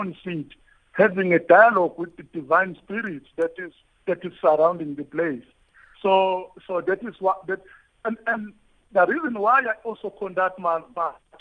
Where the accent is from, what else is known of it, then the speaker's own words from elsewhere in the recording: Shambanyati, near Umfolozi, KwaZulu-Natal, South Africa; I was born in Gwashabisa, in a village called Shambanyati